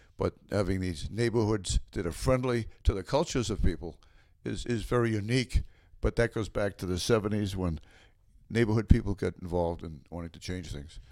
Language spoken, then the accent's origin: English; Norwood, Massachusetts, United States; also born or lived in Westwood; I loved growing up in Norwood